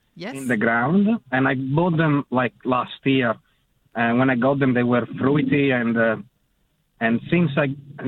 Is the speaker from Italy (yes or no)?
yes; Italy; moved away; I'm originally from Italy